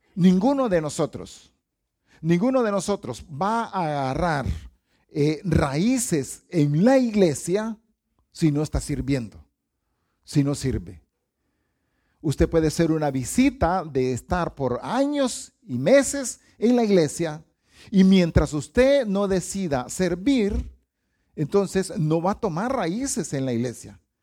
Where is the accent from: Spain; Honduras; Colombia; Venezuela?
Honduras; los hondureños somos buenos para las caravanas